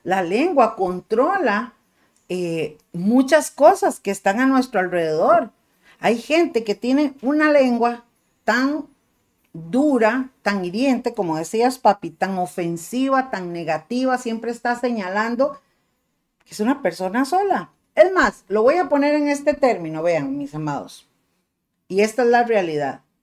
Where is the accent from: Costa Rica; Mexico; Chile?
Costa Rica; me siento muy tica y no me avergüenzo de esto